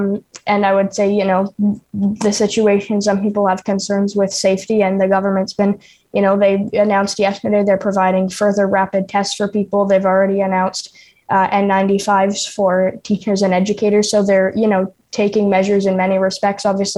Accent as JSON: {"language": "English", "region": "Ontario", "country": "Canada", "said": "some people took issue with the fact that I'm from Ontario, which I mean, like, it's not like, yeah, I'm from Ontario"}